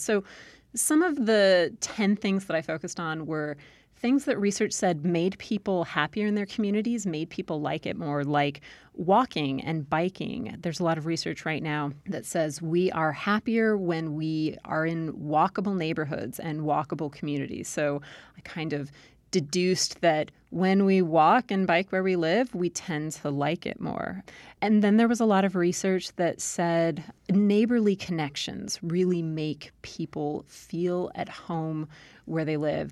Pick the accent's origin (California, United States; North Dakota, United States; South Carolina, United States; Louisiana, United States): California, United States; Southern; accent: Valley Girl; moved away as an adult; also born or lived in Maryland / Utah / Iowa / Texas; now in Virginia, United States; I grew up in Southern California